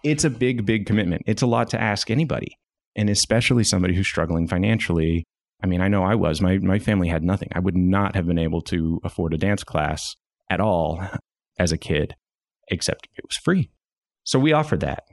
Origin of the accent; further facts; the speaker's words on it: Dallas, Texas, United States; moved away as an adult; now in Northwest Arkansas, United States; I landed back near my hometown in Dallas